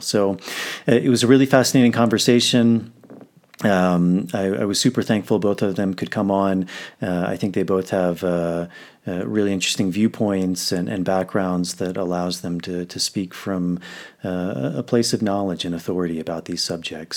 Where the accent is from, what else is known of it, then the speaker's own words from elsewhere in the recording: United States; now in Peru; I'm in Peru, but, uh, I'm, I'm from the States